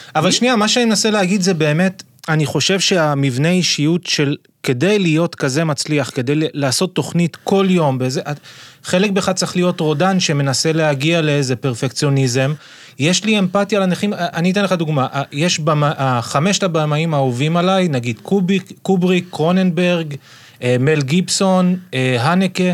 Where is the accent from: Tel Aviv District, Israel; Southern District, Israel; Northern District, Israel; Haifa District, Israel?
Southern District, Israel; Ashdod; אני גדלתי באשדוד